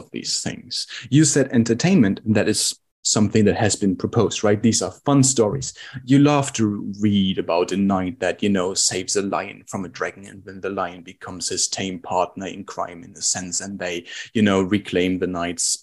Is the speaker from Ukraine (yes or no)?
no; Germany; we Germans